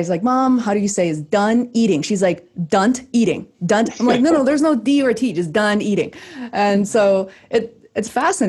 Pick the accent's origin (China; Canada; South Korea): China; Beijing; English is a second language; moved away; I was born and raised in Beijing. My mom's from a Beijinger.